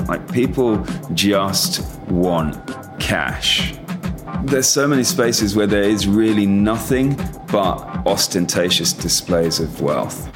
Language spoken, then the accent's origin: English; Nigeria; now in Port Harcourt, Nigeria; I grew up in Nigeria, went to my mother's school. My mother was English but moved over here when she was 22 with my father, who was Nigerian.